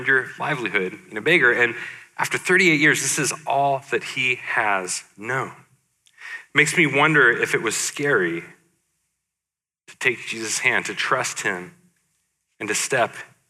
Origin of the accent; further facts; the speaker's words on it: Portland, United States; my hometown of Portland